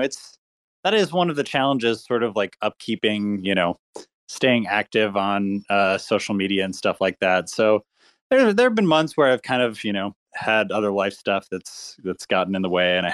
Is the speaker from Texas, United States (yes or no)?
yes; Austin, Texas, United States; I grew up in Austin, Texas, and I played in bands when I was growing up